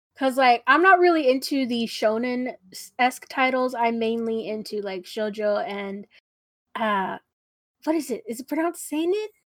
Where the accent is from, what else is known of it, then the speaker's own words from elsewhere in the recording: San Antonio, Texas, United States; I'm from San Antonio, so when you hear the south side, you immediately know that it's, it's gonna be an issue, uh, at least from my experience. I also grew up pretty sheltered